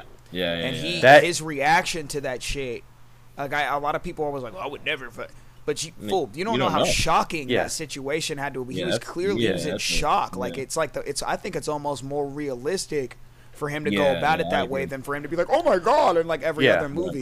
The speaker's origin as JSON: {"language": "English", "town": "Chicago", "region": "Illinois", "country": "United States", "tie": "born or raised there", "moved": "yes", "said": "I was born in Chicago."}